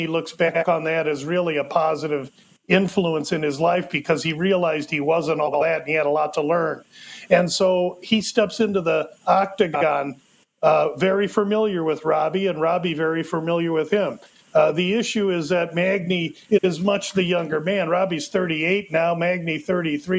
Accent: Omaha, Nebraska, United States; I'm from Omaha

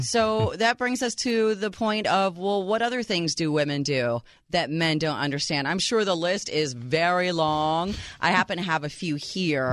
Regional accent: Chicago, Illinois, United States; my hometown, Chi Town, Chicago, Illinois

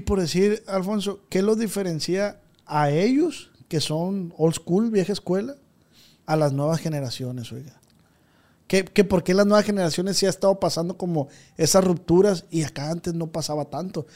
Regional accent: Culiacán, Sinaloa, Mexico; Yo soy de Culiacán, de aquí de Tierra Blanca.

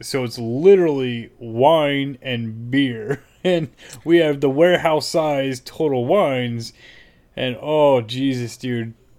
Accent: California, United States; now in Virginia, United States; I'm from California

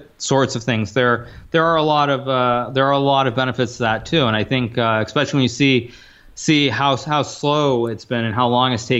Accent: New York, United States; moved away as an adult; also born or lived in Japan / California / Vancouver / Seattle; now in Florida, United States; I grew up in New York

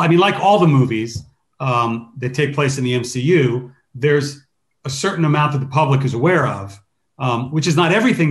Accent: New Jersey, United States; moved away; I grew up in New Jersey for 15 years in my childhood

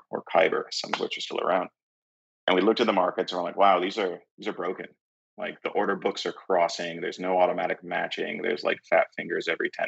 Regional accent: San Francisco, California, United States; I'm from San Francisco

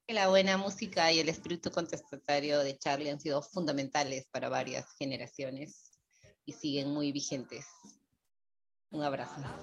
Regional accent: Fray Bentos, Río Negro, Uruguay; Nací y crecí en ciudad frontera con Argentina, llamada Fraiventos

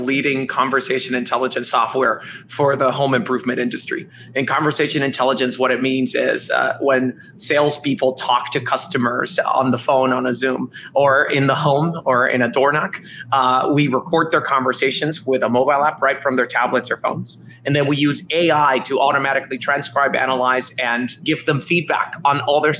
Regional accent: Dominican Republic; moved away as an adult; also born or lived in New York, United States; I'm actually from the Dominican Republic. I came to college in New York, in New York University

